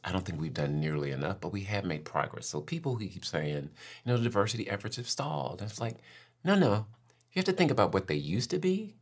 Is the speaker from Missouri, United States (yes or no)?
yes; St. Louis, Missouri, United States; moved away as an adult; also born or lived in Cincinnati, Ohio; now in Florida, United States; I was born in the Midwest, Saint Louis, grew up, born and raised in Saint Louis, and then moved to Cincinnati, so more Midwest